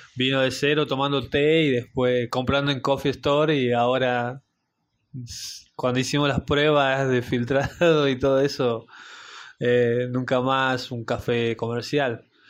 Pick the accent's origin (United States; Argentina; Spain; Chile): Argentina; Salta; yo siendo salteño